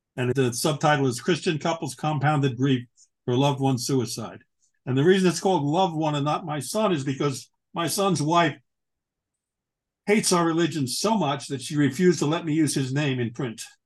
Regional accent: Long Island, New York, United States; moved away as an adult; also born or lived in Greensboro, North Carolina; now in Carlisle, United States; I grew up in Long Island

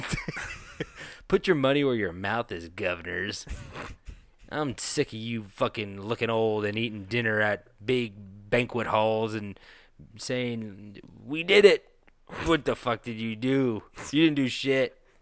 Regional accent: Petaluma, California, United States; That brewery is in my hometown

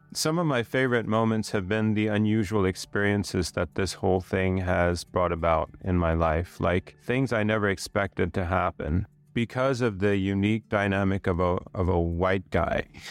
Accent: Sweden; now in Thailand; my heritage is Swedish. So I'm from Sweden

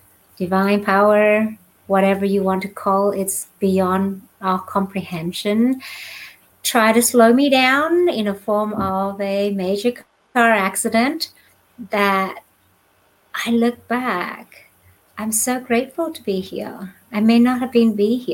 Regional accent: Australia; moved away as an adult; also born or lived in Vietnam / Northern California; now in California, United States; I grew up in Australia and did all my schooling, education, what you call formal education, all in Australia

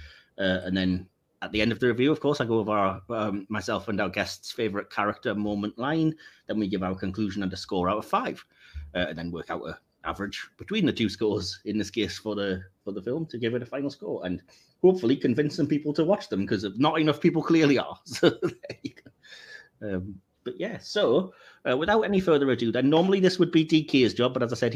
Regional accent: England, United Kingdom; as an English guy

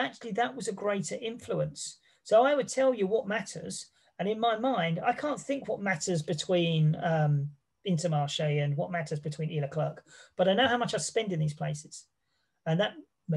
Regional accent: England, United Kingdom; I come from England

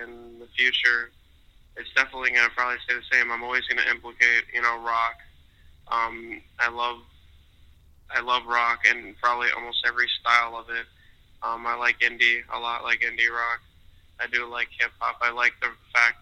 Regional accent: West Palm Beach, Florida, United States; I'm from West Palm Beach, Florida. Upcoming artist

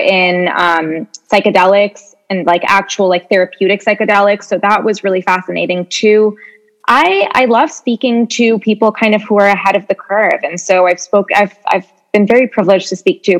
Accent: Canada; moved away as an adult; now in New York, United States; we're originally Canadian

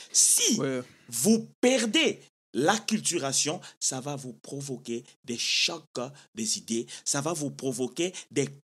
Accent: DR Congo; first language Lingala; French is a second language; now in United States; ça fait part de notre culture congolaise. Nous venons avec le français.

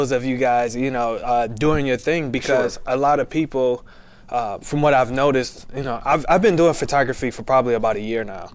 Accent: Detroit, Michigan, United States; now in Texas, United States; I'm from Detroit, Michigan

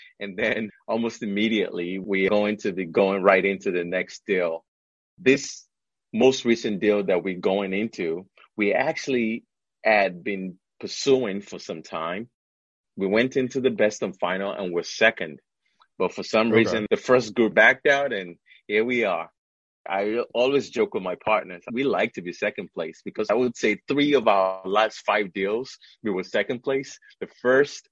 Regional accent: Nigeria; moved away as an adult; also born or lived in upstate New York, United States / Washington, D.C., United States / New York City, United States / Chicago, United States; now in United States; I'm an immigrant. Originally, I'm from Nigeria. I came to the U.S. in 1999 when I started college.

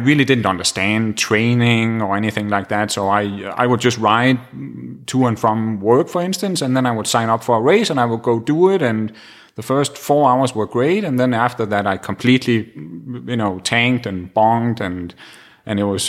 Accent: Denmark; English is a second language; moved away as an adult; now in Santa Rosa, United States; growing up in Denmark

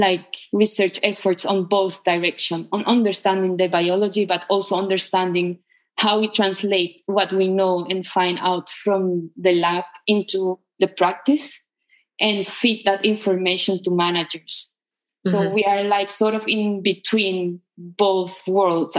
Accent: Caracas, Capital District, Venezuela; moved away as an adult; I was born in Caracas, and that's where I grew up. I live always in the same city until I was, I think, 31 years old.

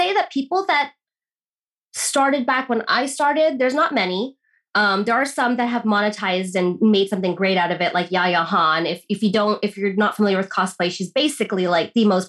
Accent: United States; woman growing up in America

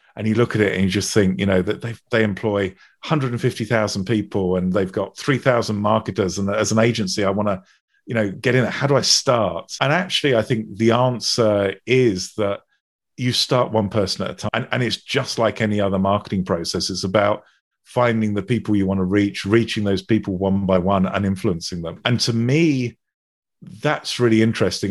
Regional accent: United Kingdom; being British

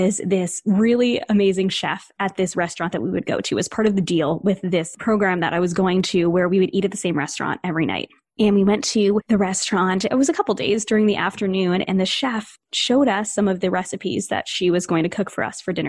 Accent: New England, United States; I grew up in New England, and this is a little bit of a generalization, I guess, but we're fast-paced around here

